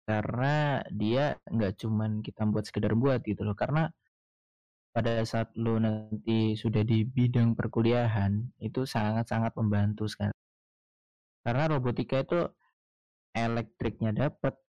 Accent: Metro, Lampung, Indonesia; karena menurut gua kota gua kan kota metro nih

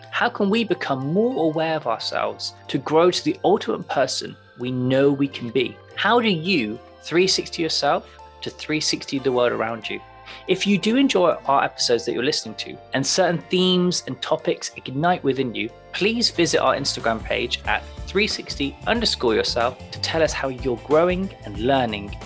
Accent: Plymouth, South West England, United Kingdom; I, I'm from a pla-, place called Plymouth

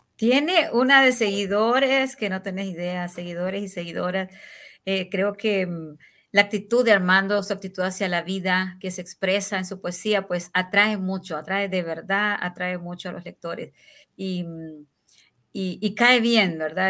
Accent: Honduras; le llamamos aquí en Honduras

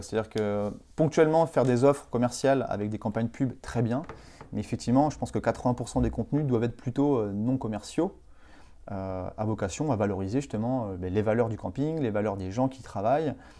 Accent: Vendée, Pays de la Loire, France; also born or lived in Nantes / Bordeaux / Pau; vendéen d'origine

